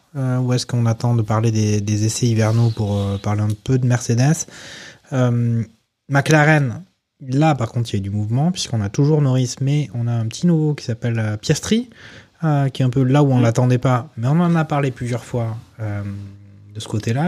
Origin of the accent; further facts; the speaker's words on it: France; en tant que Français